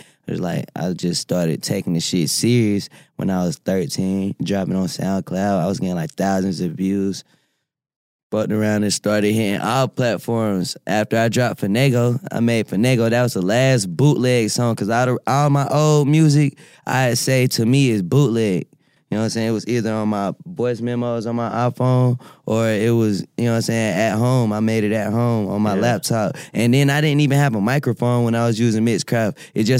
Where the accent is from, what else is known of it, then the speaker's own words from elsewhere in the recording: Winston-Salem, North Carolina, United States; Well, first and foremost, I'm from Winston-Salem, North Carolina.